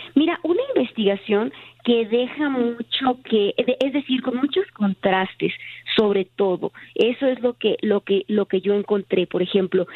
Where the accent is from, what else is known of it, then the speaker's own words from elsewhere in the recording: Tijuana, Baja California, Mexico; soy de Tijuana